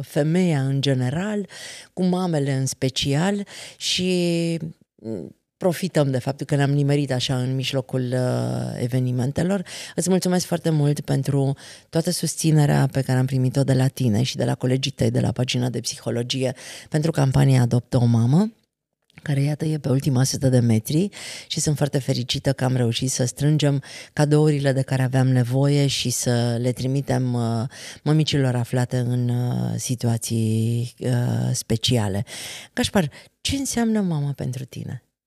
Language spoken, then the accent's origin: Romanian; Transylvania, Romania; noi suntem ardeleni